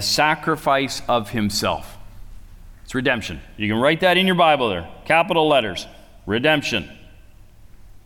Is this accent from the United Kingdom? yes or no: no; Canada; I say I'm from Canada